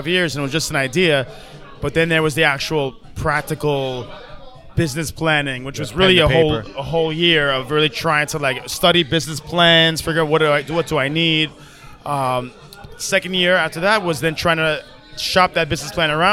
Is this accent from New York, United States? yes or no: yes; New York, United States; I was born and raised in New York, grew up listening to hip hop.